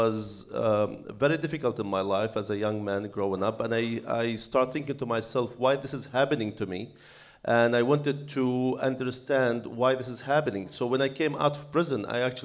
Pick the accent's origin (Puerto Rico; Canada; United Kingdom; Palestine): Palestine; moved away as an adult; now in United States; I'm an Arab American Palestinian who was born and raised in Palestine under the Israeli occupation